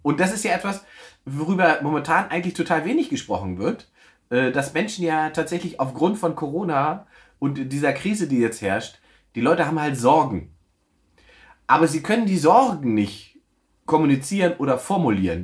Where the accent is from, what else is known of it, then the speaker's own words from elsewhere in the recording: East Germany, Germany; ich bin Ossi